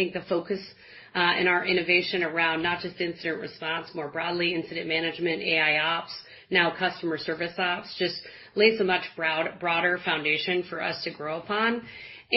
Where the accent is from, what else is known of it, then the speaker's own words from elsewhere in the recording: Midwest, United States; I'm a Midwesterner